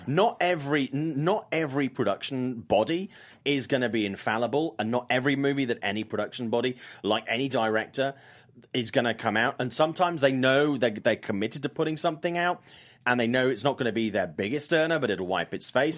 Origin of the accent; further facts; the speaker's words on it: South Wales, United Kingdom; I was in my hometown of South Wales